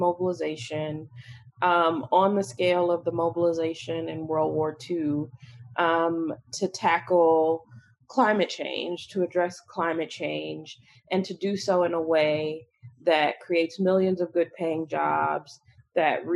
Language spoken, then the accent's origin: English; Chicago, Illinois, United States; moved away; I'm a Chicagoan. I'm from Chicago, recently moved back to Chicago